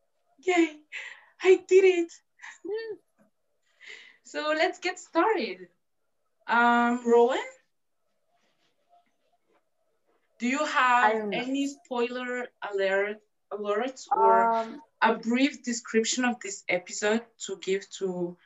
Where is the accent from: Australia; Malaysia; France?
France; I'm from France. And I'm 22 years old